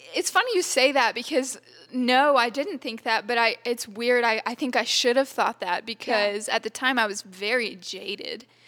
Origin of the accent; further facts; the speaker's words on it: Texas, United States; I grew up in Texas. I've been here my whole life. I've never moved or anything